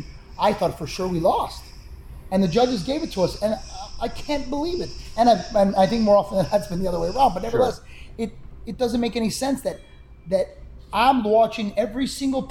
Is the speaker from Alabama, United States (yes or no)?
no; Chicago, Illinois, United States; I come from Chicago